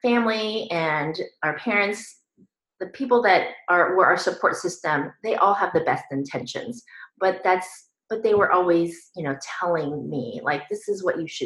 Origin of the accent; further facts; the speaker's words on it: Northern California, United States; moved away as an adult; as soon as I graduated high school, I went off to college, I left home, and I never went back. So I was on my own. And I moved from Northern California to Southern California